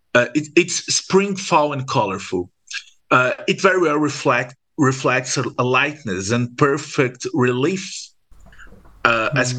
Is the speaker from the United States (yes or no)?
no; Brazil; in Brazil, when we when we are uh, from a middle class uh, family, we learn at school that we not Brazilian